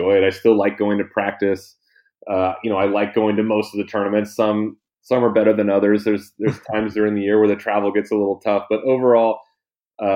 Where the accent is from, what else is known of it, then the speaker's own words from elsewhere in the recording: Thousand Oaks, California, United States; growing up in Thousand Oaks